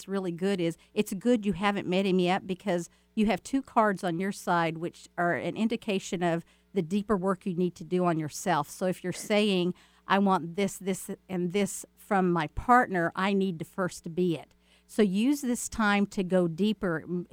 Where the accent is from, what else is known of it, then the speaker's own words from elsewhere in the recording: Texas, United States; I grew up in Texas